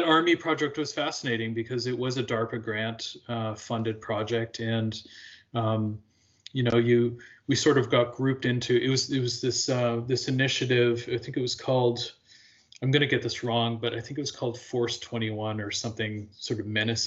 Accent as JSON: {"language": "English", "region": "Alberta", "country": "Canada", "tie": "born or raised there", "also_born_or_lived": "Quebec", "moved": "yes", "lives_now": "Chicago, United States", "said": "I grew up in Western Canada in Alberta"}